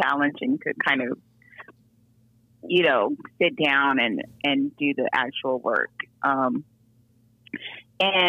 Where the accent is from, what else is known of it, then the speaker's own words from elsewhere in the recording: Diamond Bar, California, United States; now in Atlanta, United States; I'm from San Gabriel Valley. So I grew up in Diamond Bar, California, which is in LA County